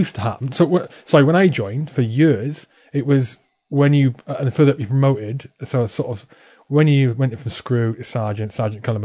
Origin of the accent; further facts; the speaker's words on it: Welsh, Wales, United Kingdom; I'm Welsh